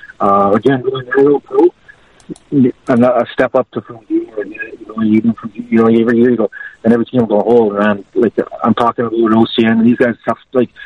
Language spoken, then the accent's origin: English; California, United States; I'm from California, no Bakersfield, never heard.